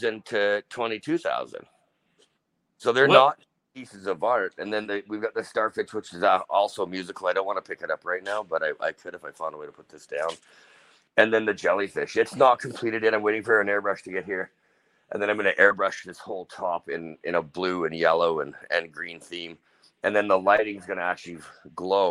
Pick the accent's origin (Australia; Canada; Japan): Canada; we are Canadian